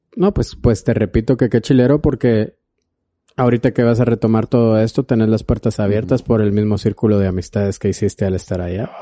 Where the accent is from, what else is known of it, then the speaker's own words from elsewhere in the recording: Flores, Petén, Guatemala; yo soy de Flores